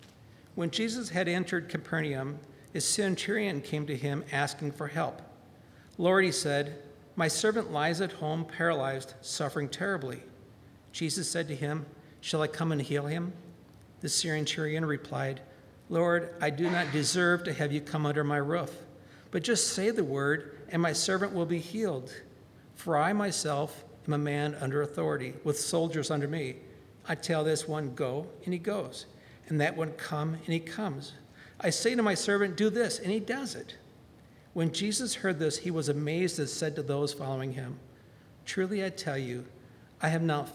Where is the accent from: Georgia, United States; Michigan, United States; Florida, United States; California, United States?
Georgia, United States; Valdosta; my hometown of Valdosta, Georgia, named a day after me